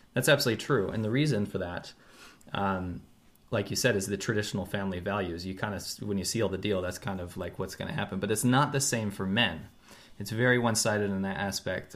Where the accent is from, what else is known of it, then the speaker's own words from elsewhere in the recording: United States; also born or lived in China; now in Los Angeles, United States; when I was growing up in America